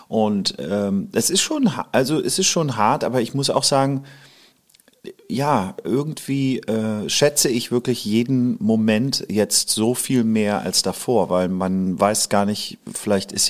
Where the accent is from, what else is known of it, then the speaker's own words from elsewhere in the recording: Hamburg, Germany; also born or lived in Lower Rhine, Germany; ich bin halb Holländer, halb {S1} hm. Deutscher {S0} und ähm, bin an der Grenze am Niederrhein geboren, habe auch hier als Kind in Hamburg ja verbracht